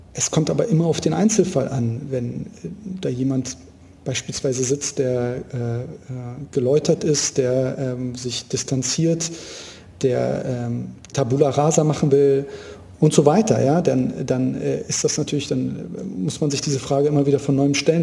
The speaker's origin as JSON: {"language": "German", "region": "Berlin", "country": "Germany", "tie": "born or raised there", "said": "Ich, ich bin gebürtiger Berliner. Ich habe mein ganzes Leben hier verbracht"}